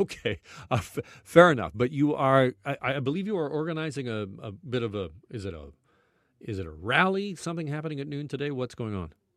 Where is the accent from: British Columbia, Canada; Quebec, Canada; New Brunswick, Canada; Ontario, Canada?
Ontario, Canada; Burlington; moved away as an adult; also born or lived in Vancouver, Canada / Edmonton, Canada; I grew up in Burlington